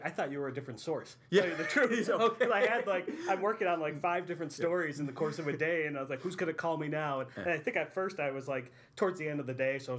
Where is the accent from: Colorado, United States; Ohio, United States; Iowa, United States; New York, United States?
New York, United States; Westfield; I was born in Westfield, New York. It's in Chautauqua County.